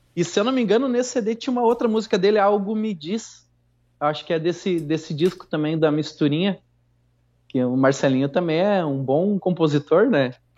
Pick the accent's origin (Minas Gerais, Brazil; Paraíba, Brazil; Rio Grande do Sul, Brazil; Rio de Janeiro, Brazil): Rio Grande do Sul, Brazil; Santo Ângelo; aqui pela minha cidade, sou de Santo Ângelo